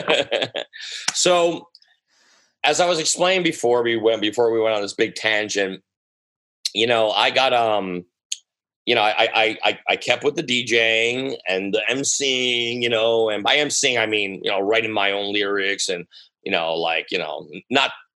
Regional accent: United States; I'm American

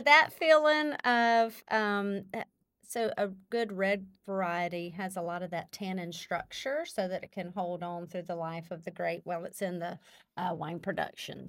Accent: Calhoun, Louisiana, United States; born and raised in the Calhoun, Western Row area

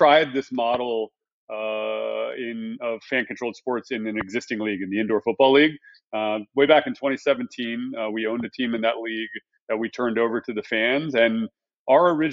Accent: Texas, United States; I was born in Texas

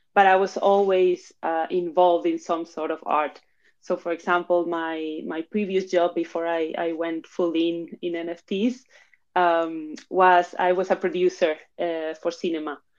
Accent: Madrid, Community of Madrid, Spain; moved away as an adult; also born or lived in Argentina / London, United Kingdom; now in Barcelona, Spain; I was born in Argentina, but I was raised in Spain, in Madrid specifically

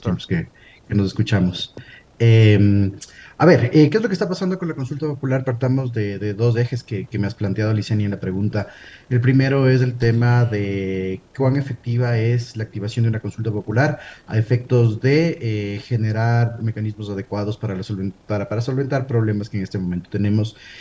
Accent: Ecuador

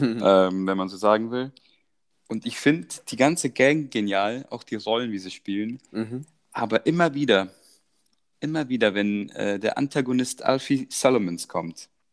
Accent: Croatia; moved away; Ich werde da unten geboren in Kroatien

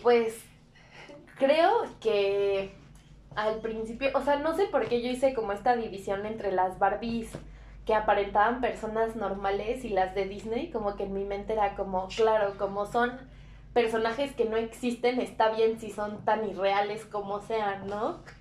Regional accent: Mexico

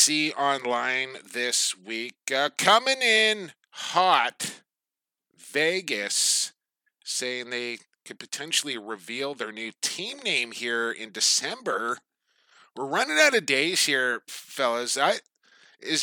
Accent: Coquitlam, British Columbia, Canada; located in my hometown of Coquitlam, British Columbia

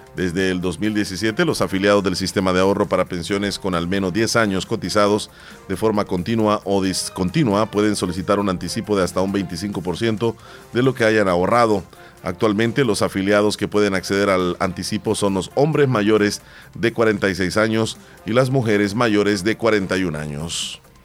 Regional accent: El Salvador

